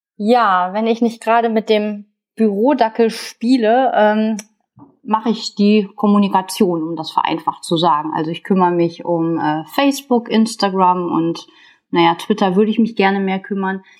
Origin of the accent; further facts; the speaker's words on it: Ruhr area, North Rhine-Westphalia, Germany; hier bei uns im Ruhrgebiet